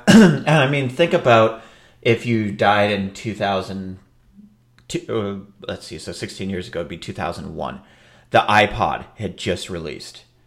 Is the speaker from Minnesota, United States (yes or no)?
yes; Minneapolis, Minnesota, United States; my hometown of Minneapolis